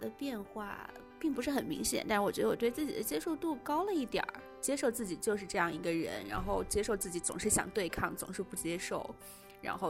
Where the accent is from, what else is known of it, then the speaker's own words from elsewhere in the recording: China; 然后它让我去反思作为女性在中国长大的这整个过程，我的女性身份。